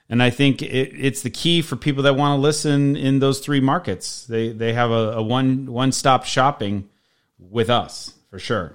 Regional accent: Chicago, Illinois, United States; now in Las Vegas, United States; I am also from the Chicago suburbs. I am a Southsider, so I am a diehard Sox fan. I do enjoy watching the Bears. That's my team. I don't currently live in Chicago. I live in Las Vegas

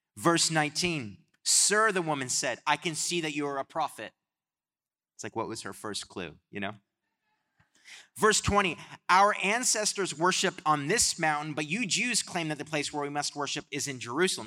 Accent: Canada; I'm from Canada

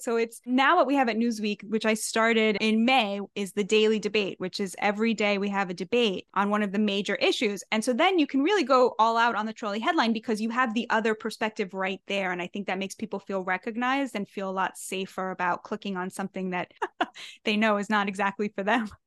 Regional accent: United States; I'm American through and through, like, this is my country, this is my promised land

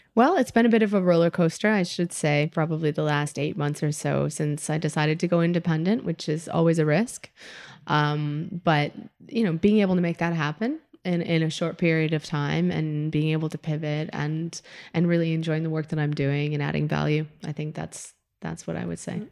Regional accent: Midwest, United States; moved away as an adult; now in Spain; growing up in the Midwest, you know, my parents could not be more white, more Midwestern, more, like, Wisconsin

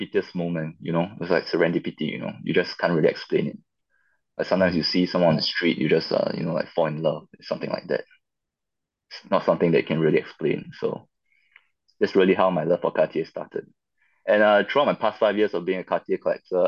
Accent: Singapore; So I come from Singapore

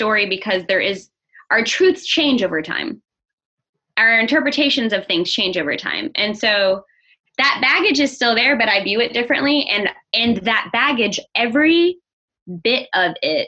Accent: Southeast, United States; I'm from the Southeast.

